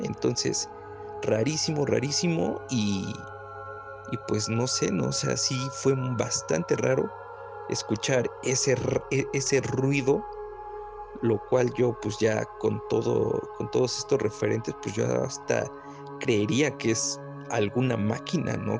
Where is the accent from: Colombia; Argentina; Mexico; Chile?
Mexico; Puebla; soy de Puebla Capital